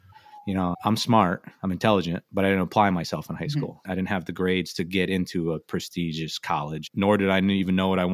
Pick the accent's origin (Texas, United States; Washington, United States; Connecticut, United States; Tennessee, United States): Connecticut, United States; I grew up in Connecticut